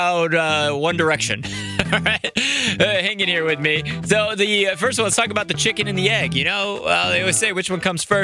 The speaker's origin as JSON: {"language": "English", "town": "Chicago", "region": "Illinois", "country": "United States", "tie": "born or raised there", "said": "Born and raised in Chicago"}